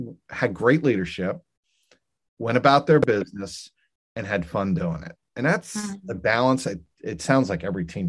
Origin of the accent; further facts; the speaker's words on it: Cincinnati, Ohio, United States; moved away as an adult; also born or lived in New England; coming to Cincinnati, coming back home to my hometown